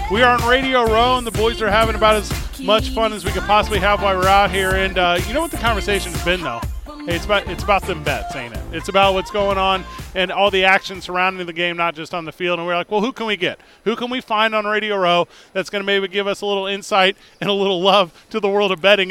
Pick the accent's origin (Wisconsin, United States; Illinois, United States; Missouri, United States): Missouri, United States; St. Louis; now in Albuquerque, United States; I'm from St. Louis